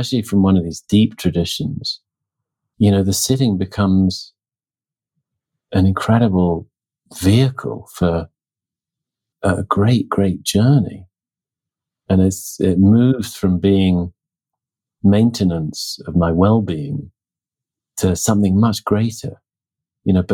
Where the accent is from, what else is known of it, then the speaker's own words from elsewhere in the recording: Oxford, South East England, United Kingdom; moved away; also born or lived in New Mexico; I was back in my hometown, Oxford, England, at the time.